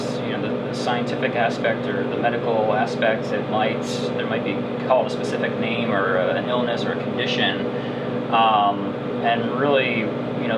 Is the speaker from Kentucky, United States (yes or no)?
no; outside of Philadelphia, Pennsylvania, United States; moved away as an adult; also born or lived in Chicago; I grew up outside of Philadelphia, and ended up moving to Chicago for art school